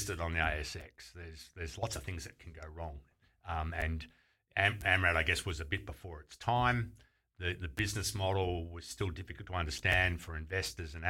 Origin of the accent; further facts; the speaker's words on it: Geelong, Victoria, Australia; I grew up in Geelong, which was, you know, 15 minutes from Torquay and Bells Beach